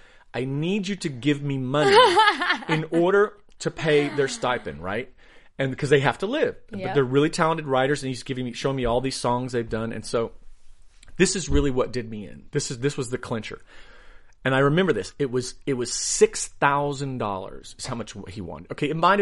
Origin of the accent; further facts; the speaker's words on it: Asheville, North Carolina, United States; moved away as an adult; now in Los Angeles, United States; I grew up in Asheville, North Carolina.